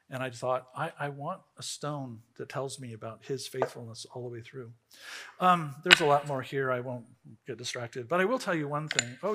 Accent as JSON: {"language": "English", "town": "Riverside", "region": "California", "country": "United States", "tie": "born or raised there", "said": "I grew up in Riverside, California."}